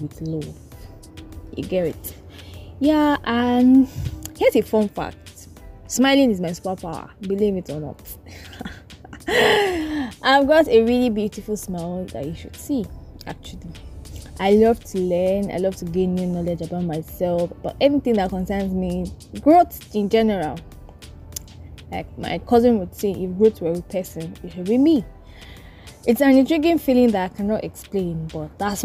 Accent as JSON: {"language": "English", "town": "Port Harcourt", "region": "Rivers State", "country": "Nigeria", "tie": "born or raised there", "also_born_or_lived": "Oyo State / Ile-Ife", "said": "I live in River State, Port Harcourt"}